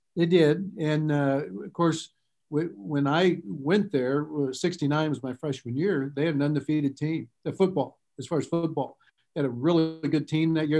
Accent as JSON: {"language": "English", "town": "Lafayette", "region": "Indiana", "country": "United States", "tie": "born or raised there", "said": "growing up in Lafayette"}